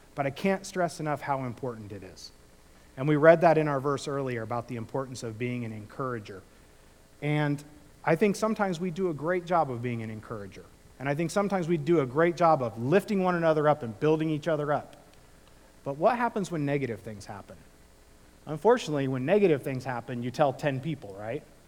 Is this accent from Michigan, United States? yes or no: no; Illinois, United States; now in California, United States; when I grew up in the Midwest